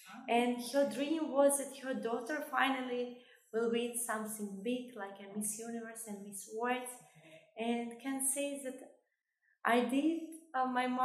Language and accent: English; Kosovo; now in UAE; I'm originally from Kosovo